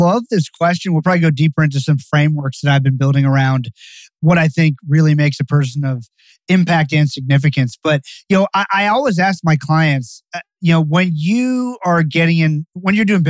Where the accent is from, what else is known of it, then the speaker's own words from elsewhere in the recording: Barbados; now in United States; So I'm from Barbados, the island of Barbados. My family's been there for 300 years.